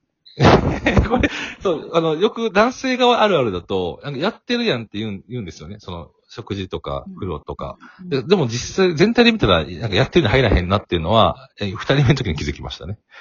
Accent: Kobe, Hyogo, Japan; 私、神戸出身なんですけど

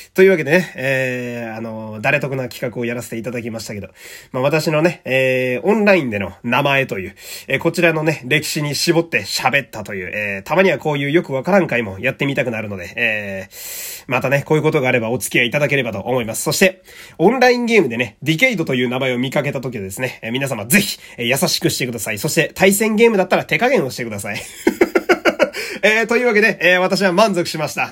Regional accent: Fukui, Japan; now in Tokyo, Japan; 地元の福井が

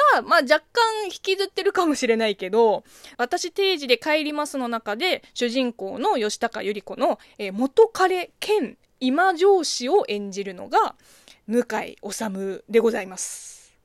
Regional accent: China; moved away; 中国生 まれ、中国育ちの私

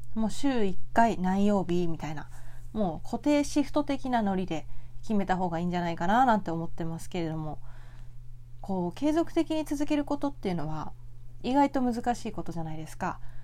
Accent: Tokyo, Japan; 東京生まれ東京育ちなので

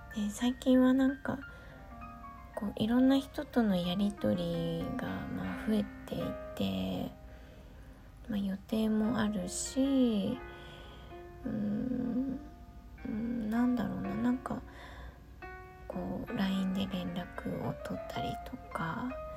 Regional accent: Gunma, Japan; 私の出身地である群馬県

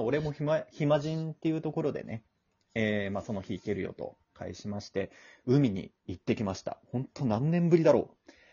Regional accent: Kansai, Japan; now in Kanto, Japan; この辺に住んでるけど、もともとは俺関西の人だからね

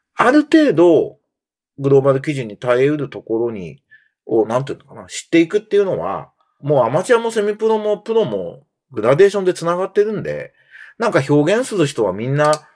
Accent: Japan; 僕も日本の漫画で育った日本人なんで

